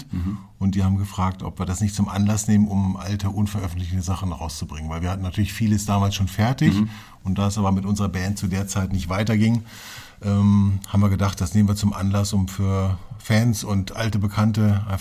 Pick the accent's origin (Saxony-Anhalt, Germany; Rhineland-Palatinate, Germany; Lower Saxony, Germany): Lower Saxony, Germany; Hameln; also born or lived in Hanover; ich bin von Hannover nach Hameln gezogen, bin dort äh, aufgewachsen, dann bin ich nach Befern gezogen, auch im Weserbergland, bin ja mhm. ein alter Niedersachse